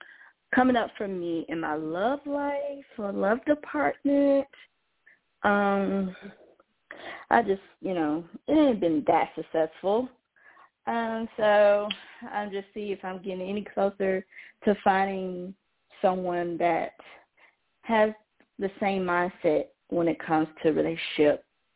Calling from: Georgia, United States; I'm calling from Georgia.

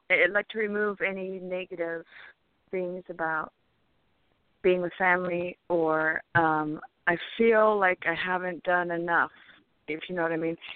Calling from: California, United States; Hi, this is … from California.

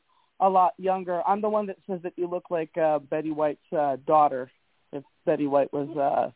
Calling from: Canada; I'm calling from Canada.

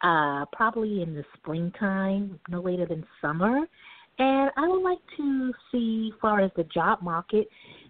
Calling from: New York City, New York, United States; I am actually calling from New York City.

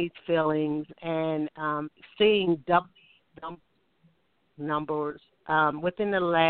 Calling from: Alabama, United States; I'm calling from Alabama.

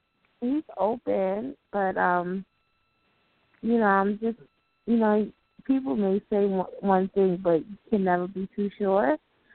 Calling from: New Jersey, United States; New Jersey.

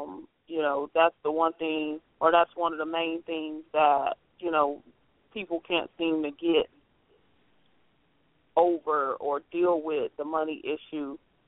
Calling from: Ohio, United States; I'm calling from Ohio.

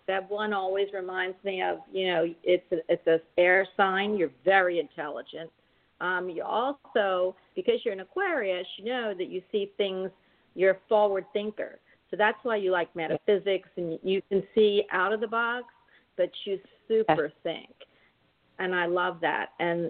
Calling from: Florida, United States; I'm calling from Florida

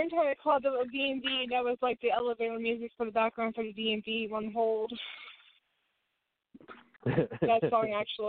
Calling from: West Virginia, United States; I'm calling from West Virginia.

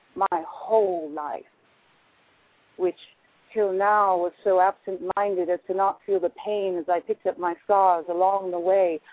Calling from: Albuquerque, New Mexico, United States; I'm calling from Albuquerque, New Mexico

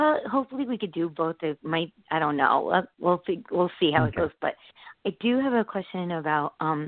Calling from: Connecticut, United States

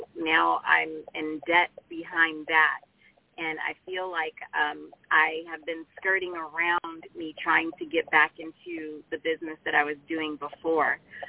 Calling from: Los Angeles, California, United States; I'm calling from West Hills, California.

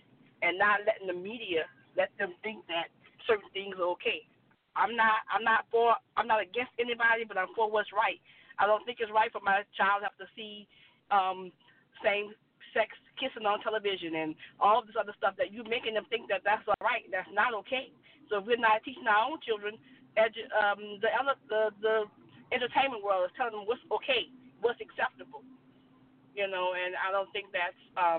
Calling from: New Orleans, Louisiana, United States; I'm calling from New Orleans.

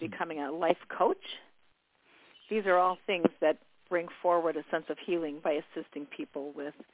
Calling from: New York, United States; calling Hi, from New York.

